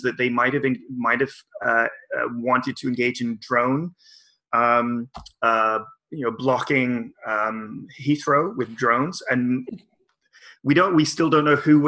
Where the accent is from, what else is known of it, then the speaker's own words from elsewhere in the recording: Victoria, British Columbia, Canada; I went to two global climate strike actions in my hometown.